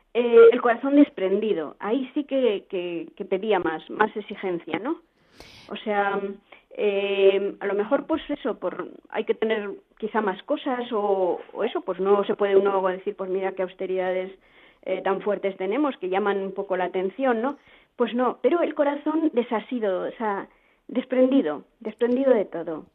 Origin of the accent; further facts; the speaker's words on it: Spain; nosotros además somos castellanos